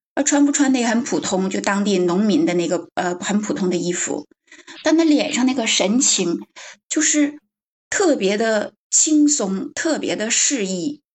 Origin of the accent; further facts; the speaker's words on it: Northeast China, China; accent: Northeastern; moved away; 我的老家在东北，然后我现在，嗯，很多年没回去了